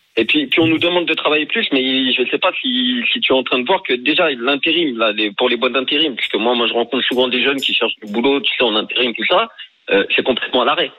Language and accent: French; France; je, vis en mhm. France, euh, j'ai grandi en France